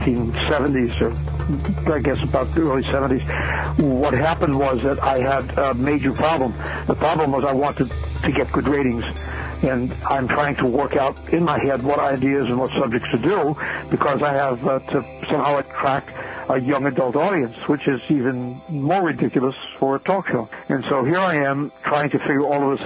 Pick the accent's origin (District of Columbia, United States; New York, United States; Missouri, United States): New York, United States; New York City; I was born and raised in New York City